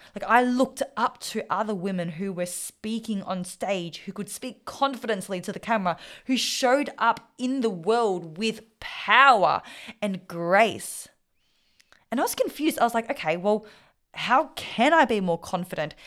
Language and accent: English; Australia; first language Vietnamese; English is a second language; When I was raised, I was raised speaking Vietnamese. was raised to live the Vietnamese culture and lifestyle. But I was born in Australia